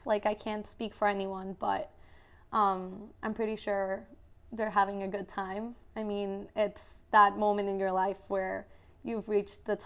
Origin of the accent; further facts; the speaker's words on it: Guatemala; moved away; I am originally from Guatemala